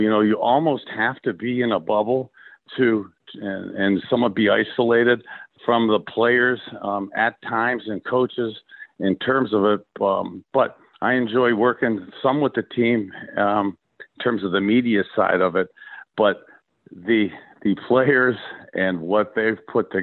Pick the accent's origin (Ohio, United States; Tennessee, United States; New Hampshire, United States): Ohio, United States; Youngstown; growing up in Youngstown, Ohio, halfway between Cleveland and Pittsburgh